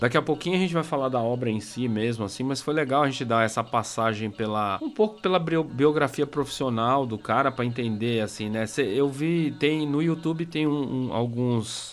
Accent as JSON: {"language": "Portuguese", "region": "São Paulo", "country": "Brazil", "accent": "Paulista Zona Sul", "said": "Perdoe a minha pronúncia. É, Paulista Zona Sul"}